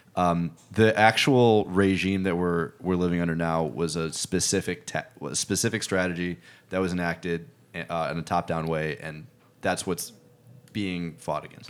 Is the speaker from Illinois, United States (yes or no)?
yes; Chicago, Illinois, United States; I'm from Chicago